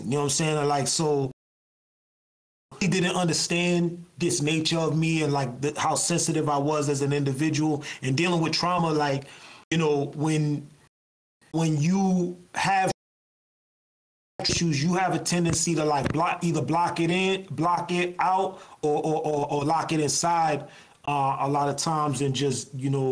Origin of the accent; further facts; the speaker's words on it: Lawrence, Massachusetts, United States; I come from Lawrence, like through and through